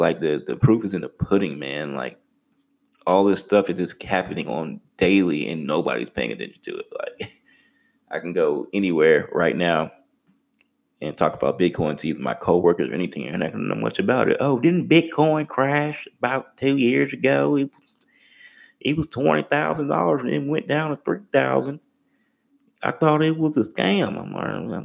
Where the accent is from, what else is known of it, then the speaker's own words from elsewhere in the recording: Texas, United States; I'm from Texas